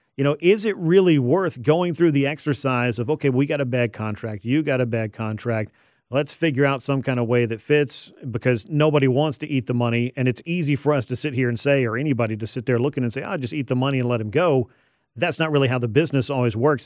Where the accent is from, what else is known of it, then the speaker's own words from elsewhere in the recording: Georgia, United States; growing up a Braves fan. Well, yeah, I'm from Georgia